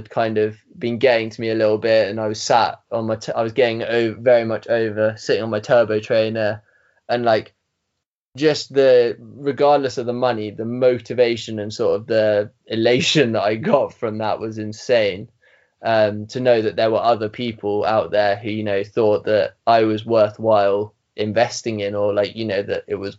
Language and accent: English; England, United Kingdom; So obviously it made me sound like I might have been from Wales. But anyway, so I told him I was from England